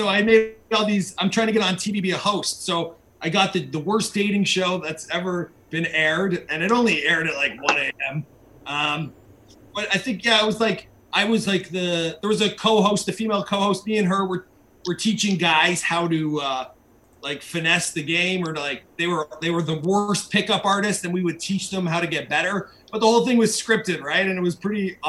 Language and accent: English; Mississauga, Ontario, Canada; I'm in Mississauga